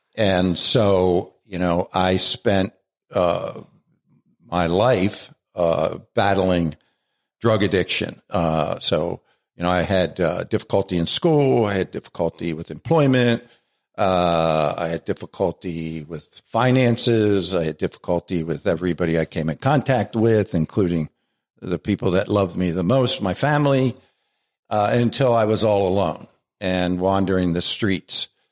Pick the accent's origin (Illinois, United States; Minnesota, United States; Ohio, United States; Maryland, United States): Maryland, United States; Baltimore; accent: Baltimore; moved away as an adult; now in Scranton, United States; I was born in Baltimore and raised in Baltimore